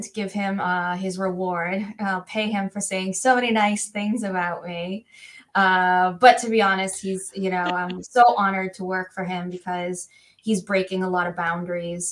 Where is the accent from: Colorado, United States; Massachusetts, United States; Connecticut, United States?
Massachusetts, United States; Worcester; I am born and bred in Worcester.